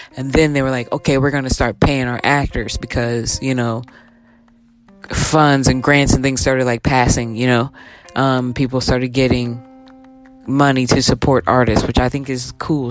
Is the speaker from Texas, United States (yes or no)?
yes; Texas, United States; me being a Texan